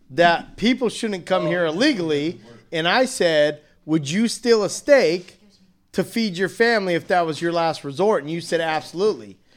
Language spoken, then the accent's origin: English; Ecuador; now in United States; not from this country. I'm from Ecuador.